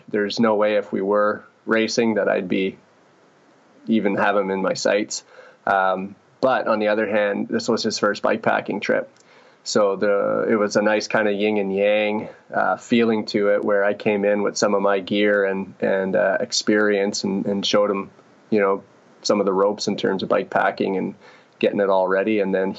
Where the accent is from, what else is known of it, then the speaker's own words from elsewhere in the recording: Ontario, Canada; We grew up guiding rafts on the Ottawa River back here.